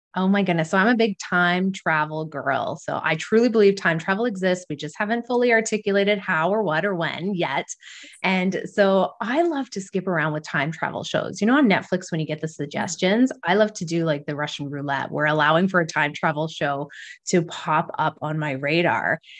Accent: Alberta, Canada; now in Kingston, Canada; I'm originally from Alberta

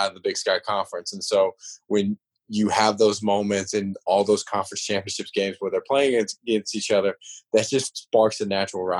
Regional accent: Virginia, United States; moved away; I grew up in Virginia and I was so close to JMU.

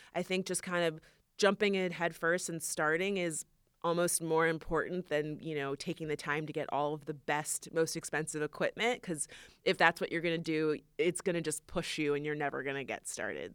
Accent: Florida, United States; moved away; we're actually both from Florida.

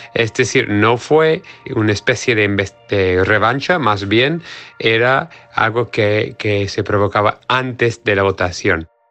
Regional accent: United States; soy periodista norteamericano

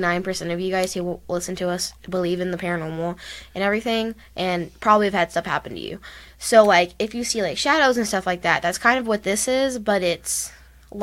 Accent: Texas, United States; we're from Texas

